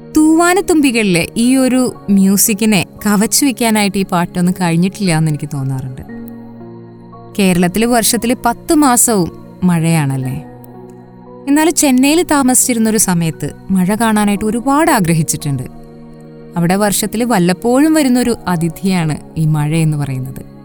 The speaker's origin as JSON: {"language": "Malayalam", "area": "Malayali", "region": "Kerala", "country": "India", "also_born_or_lived": "Chennai", "said": "നമ്മൾ മലയാളികൾക്ക് മഴയെ മാറ്റി നിർത്തിയിട്ടൊരു ജീവിതമില്ല"}